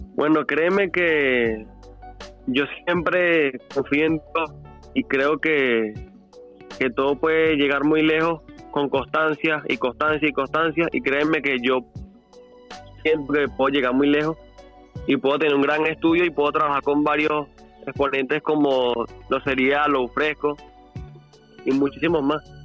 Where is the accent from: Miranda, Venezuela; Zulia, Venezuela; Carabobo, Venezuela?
Miranda, Venezuela; Los Teques; soy directamente de Los Teques